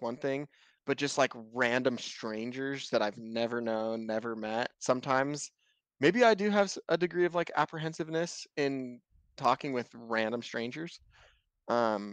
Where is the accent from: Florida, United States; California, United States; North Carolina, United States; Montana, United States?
Montana, United States; I am from Montana